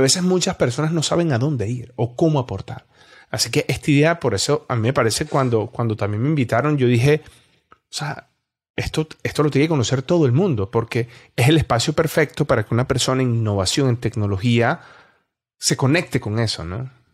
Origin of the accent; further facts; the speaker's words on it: Venezuela; moved away; como venezolano